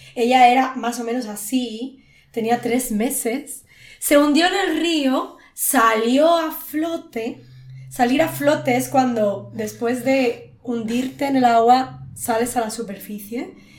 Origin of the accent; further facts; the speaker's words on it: Spain; cuando yo era pequeña, en España, en los pueblos, yo soy de un pueblo